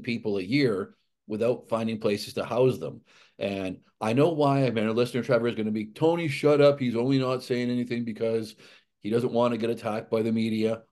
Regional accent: Alberta, Canada; moved away; I grew up in Alberta

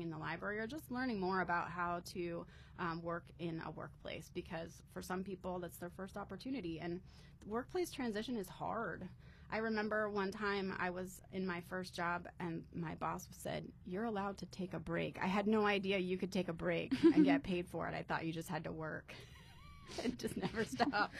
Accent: Vermont, United States; moved away as an adult; also born or lived in Harrisburg, Pennsylvania / Chicago, Illinois / Urbana-Champaign, Illinois; now in Ohio, United States; So I grew up in Vermont. So I lived there for most of my life.

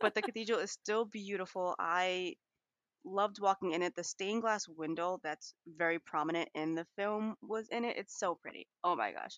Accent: New York City, New York, United States; I am from New York City where we have skyscrapers every five steps

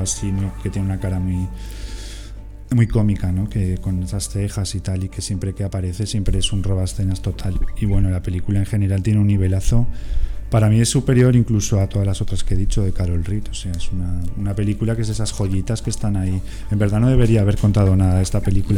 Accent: Castellón de la Plana, Valencian Community, Spain; moved away; soy de Castellón

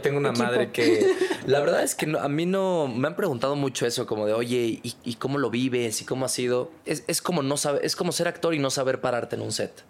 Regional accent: Culiacán, Sinaloa, Mexico; Soy del norte. Soy bueno con los mariscos, soy de Culiacán

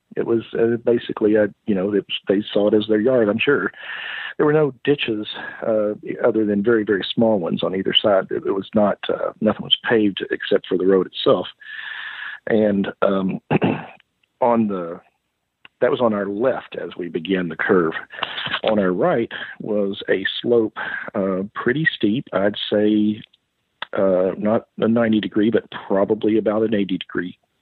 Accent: Kentucky, United States; moved away; also born or lived in Tennessee / East Texas; growing up in the South

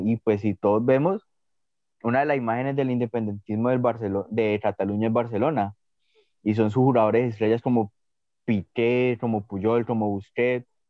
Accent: Colombia

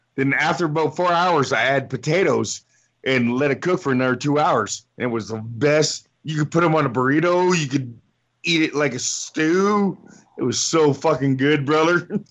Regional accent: Windsor, Ontario, Canada; my hometown, Windsor, Ontario

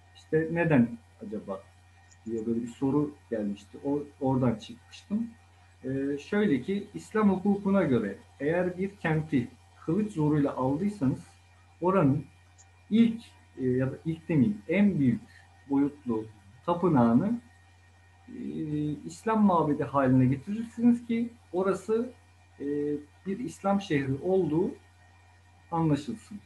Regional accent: Bursa, Turkey; Çarşı içinde, şehir içinde doğma büyüme, Bursalıyım ben.

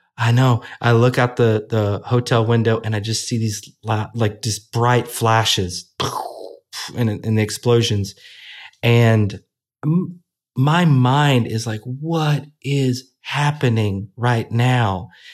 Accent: Little Rock, Arkansas, United States; Little Rock, Arkansas, Baptist Hospital, November sixteenth, nineteen eighty-four

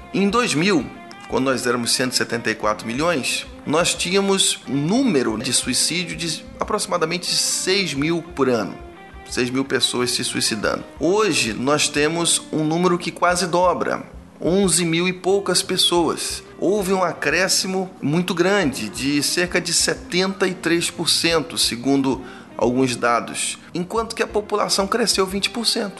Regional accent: Rio de Janeiro, Brazil; moved away as an adult; also born or lived in Cachoeira do Sul, Rio Grande do Sul; now in Ipatinga, Brazil; somos do Rio de Janeiro

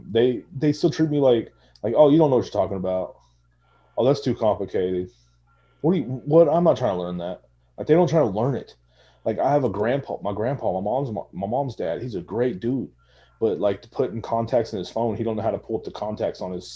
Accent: Texas, United States; born or raised there

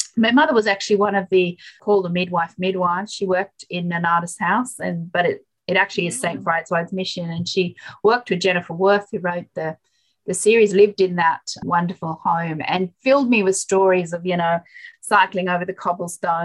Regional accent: Yemen; now in Australia; I was born in Yemen and my mother was a midwife

